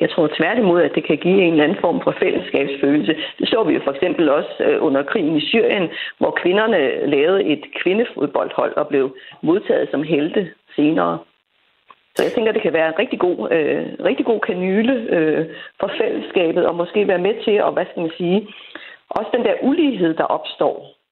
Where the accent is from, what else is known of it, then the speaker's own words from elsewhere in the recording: Greenland; now in Denmark; jeg kender lidt til det øh, som marginaliseret grønlænder